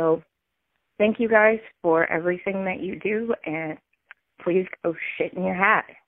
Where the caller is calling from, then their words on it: Penticton, British Columbia, Canada; I am calling from Penticton, BC, and I have been binging your podcast on Spotify.